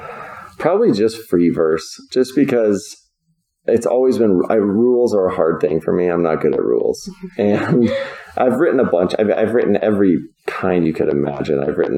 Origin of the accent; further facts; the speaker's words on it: Virginia, United States; born there; I grew up all over the place. I was born in Virginia, but my dad was in professional baseball our whole lives.